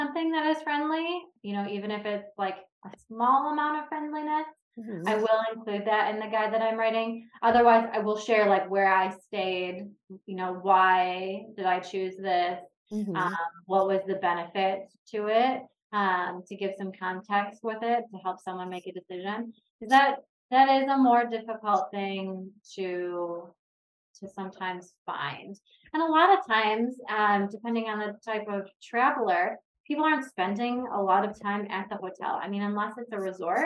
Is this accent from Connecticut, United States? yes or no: no; Detroit, Michigan, United States; I'm from the Detroit area